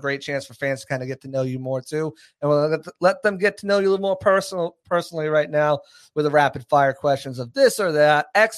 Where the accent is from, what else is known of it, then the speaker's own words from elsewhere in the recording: Boston, Massachusetts, United States; moved away as an adult; I'm from Boston